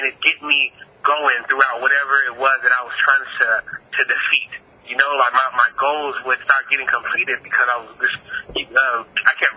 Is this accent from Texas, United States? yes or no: yes; Texas, United States; I'm from the South. I'm from Texas.